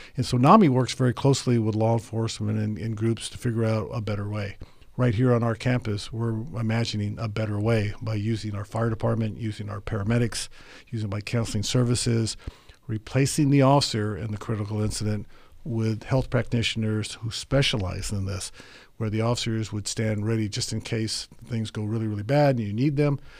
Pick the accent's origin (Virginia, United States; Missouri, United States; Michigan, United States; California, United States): California, United States; Monterey; also born or lived in Tokyo, Japan; I was born and raised in Tokyo, Japan, where I lived for the first ten years of my life. Our family moved to Monterey, California when I was going into the fifth grade